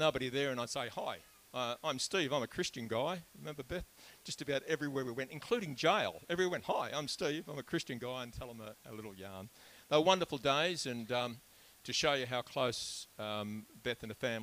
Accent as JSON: {"language": "English", "town": "Melbourne", "region": "Victoria", "country": "Australia", "tie": "born or raised there", "said": "I was born in Melbourne in 1950"}